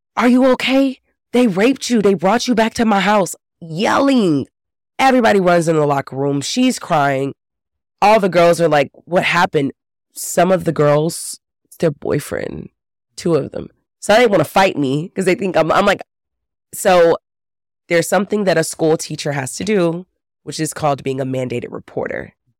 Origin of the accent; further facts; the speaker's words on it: Texas, United States; I grew up in Texas